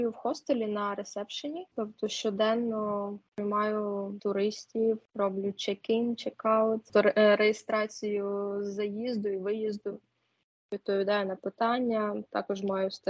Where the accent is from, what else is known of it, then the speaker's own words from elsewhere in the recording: Poltava, Poltava Oblast, Ukraine; З міста Полтава.